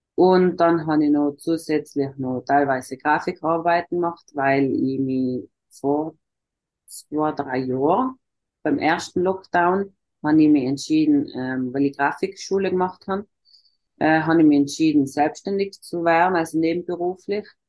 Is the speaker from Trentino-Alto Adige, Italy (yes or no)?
yes; South Tyrol, Trentino-Alto Adige, Italy; first language German; ich komme aus Südtirol, das ist im Norden von Italien